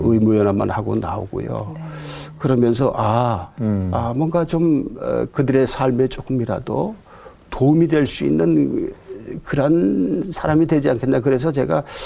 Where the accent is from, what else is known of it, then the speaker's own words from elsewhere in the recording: Gangwon, South Korea; moved away as an adult; now in Ansan, South Korea; 제가 강원도에서 자라면서 정말 열심히 공부했거든요